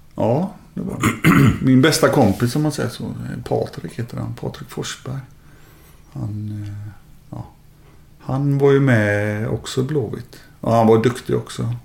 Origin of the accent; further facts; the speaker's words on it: Gothenburg, Västra Götaland, Sweden; moved away as an adult; also born or lived in Kallebäck, Gothenburg / Italy / Germany; Jag växte upp i Lunden